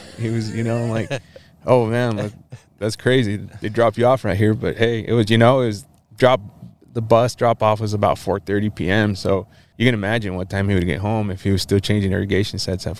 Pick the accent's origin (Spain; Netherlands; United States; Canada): United States; Walla Walla, Washington; born there; I was born here, and actually in Washington State. I was born in Walla Walla.